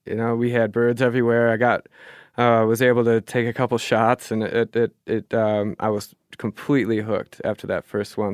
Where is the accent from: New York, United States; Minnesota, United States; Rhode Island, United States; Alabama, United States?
Minnesota, United States; also born or lived in Germany / Duluth, Minnesota; I grew up fishing in Minnesota on lakes